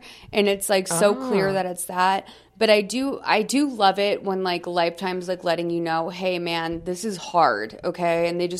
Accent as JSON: {"language": "English", "region": "Massachusetts", "country": "United States", "tie": "born or raised there", "said": "I grew up in Massachusetts. I will say that it was very much the same energy around you have to go to college."}